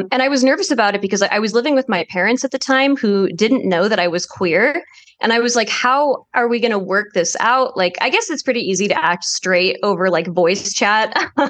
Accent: New Jersey, United States; I'm from New Jersey.

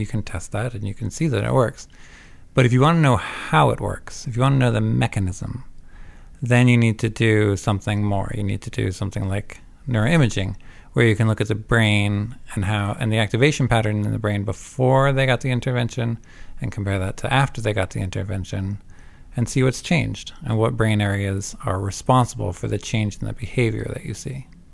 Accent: Vermont, United States; also born or lived in Savannah, Georgia / New Jersey / Canada; I'm not Canadian, but I did grow up in Vermont

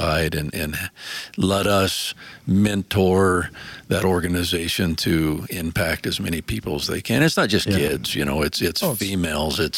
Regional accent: Midwest, United States; as a young man growing up in the Midwest, and my father was a competitive archer

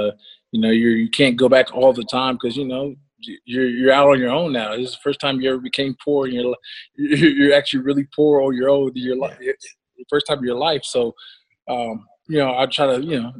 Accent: Ohio, United States; I'm from Ohio, as you know, and you know, I'm from Big Buck Country

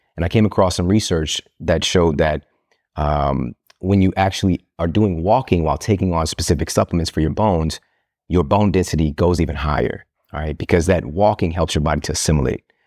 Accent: Midwest, United States; I'm from the Midwest

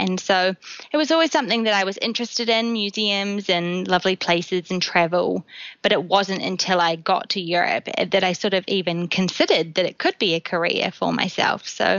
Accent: New Zealand; moved away as an adult; also born or lived in London; now in Bath, United Kingdom; I'm from New Zealand originally, but I've been living in the UK for close to 2 years now, first in London and then now in Bath.

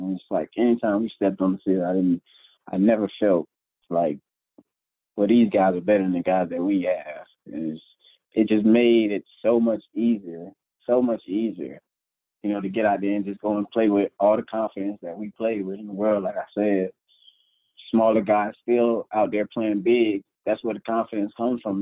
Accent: Tampa, Florida, United States; moved away; just being back home in Tampa

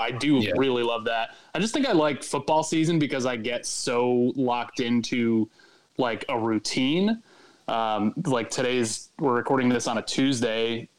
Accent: Connecticut, United States; moved away as an adult; also born or lived in Syracuse / Missouri / Tennessee; now in Charlotte, United States; I grew up in New England.

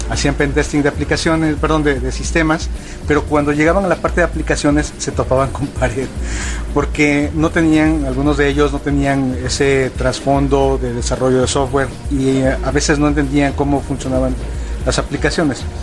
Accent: Mexico City, Mexico; now in Monterrey, Mexico; Hablo medio regio porque ya tengo muchos años viviendo aquí, pero yo no soy de, de Monterrey, soy de la Ciudad de México pero de repente me sale así el, un acento y luego otro.

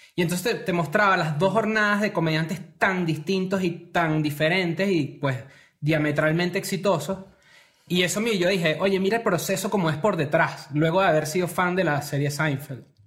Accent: Venezuela; now in Mexico; también venimos de Venezuela

